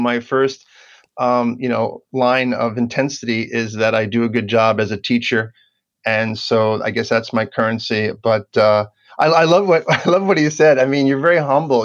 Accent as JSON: {"language": "English", "town": "Port Jefferson", "region": "New York", "country": "United States", "tie": "born or raised there", "moved": "yes", "said": "I grew up on Long Island, New York, like Nick. I'm an East Coaster. And it was a very fishy town, a little town on the north shore of Long Island called Port Jefferson"}